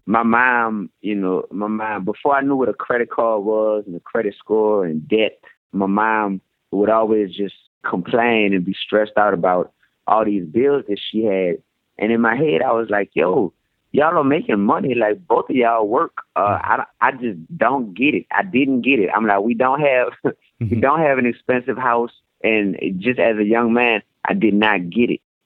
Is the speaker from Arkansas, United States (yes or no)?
no; New Orleans, Louisiana, United States; also born or lived in Baton Rouge; I taught in Baton Rouge, but I'm from New Orleans